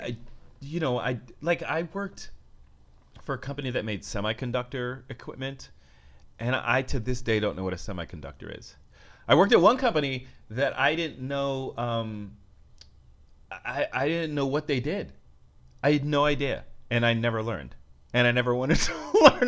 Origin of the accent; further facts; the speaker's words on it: Bay Area, California, United States; moved away as an adult; also born or lived in San Francisco / New York; now in Los Angeles, United States; I'm from the Bay Area.